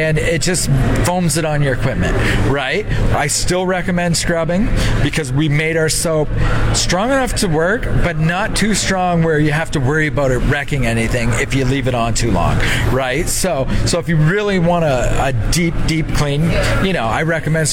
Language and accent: English; Southern Ontario, Canada; I'm from Southern Ontario, so it's a lot more smaller farms sizes